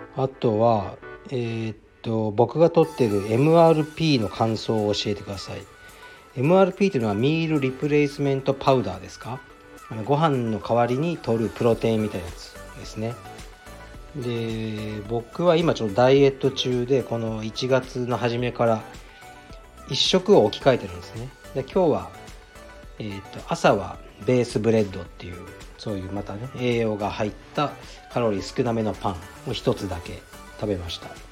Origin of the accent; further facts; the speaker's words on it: Fukuoka, Japan; also born or lived in Nishi-Azabu, Tokyo; now in Tokyo, Japan; 福岡出身ですね、僕は。